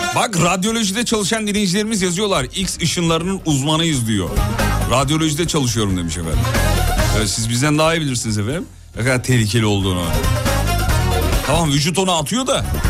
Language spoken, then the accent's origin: Turkish; Black Sea Region, Turkey